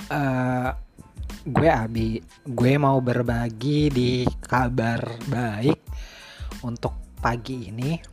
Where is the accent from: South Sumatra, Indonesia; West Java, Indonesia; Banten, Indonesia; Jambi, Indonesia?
West Java, Indonesia; Cirebon; gue pribadi tahun ini gak bisa mudik lebaran ke kampung gue di Cirebon